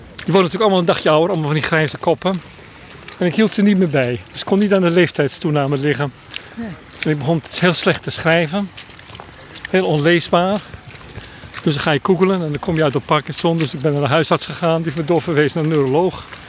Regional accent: Limburg, Netherlands; also born or lived in Groningen; Ik kom uit Limburg

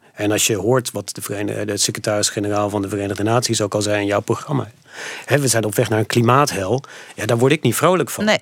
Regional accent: Netherlands; also born or lived in Montana; ik kwam uit Nederland

